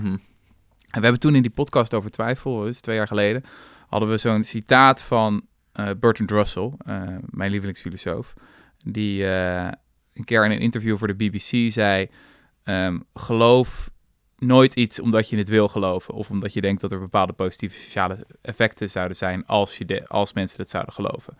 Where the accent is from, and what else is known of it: Netherlands